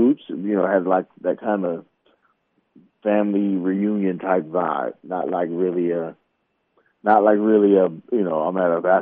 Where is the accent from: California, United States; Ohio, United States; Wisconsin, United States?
California, United States; Oakland; I'm from Oakland